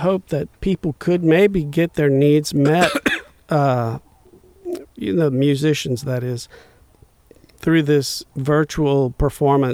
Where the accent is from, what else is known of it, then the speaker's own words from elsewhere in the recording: Bayou Liberty, Louisiana, United States; who grew up in the near vicinity where I grew up in Bayou Liberty